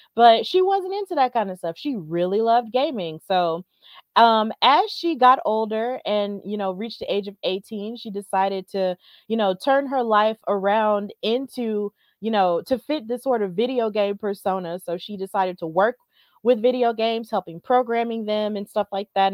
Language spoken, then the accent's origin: English; Alabama, United States; I'm from Alabama